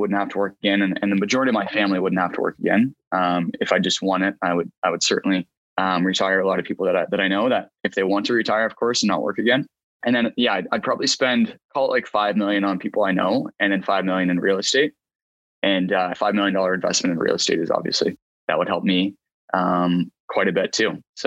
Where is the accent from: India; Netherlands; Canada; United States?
Canada; Halifax, Nova Scotia; now in Toronto, Canada; I'd love to live in Halifax. That's where I was born there is in Nova Scotia